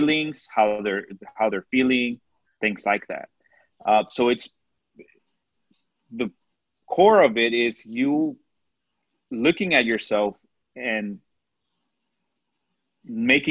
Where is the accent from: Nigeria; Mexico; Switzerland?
Mexico; accent: Mexican; Sometimes my Mexican accent comes out.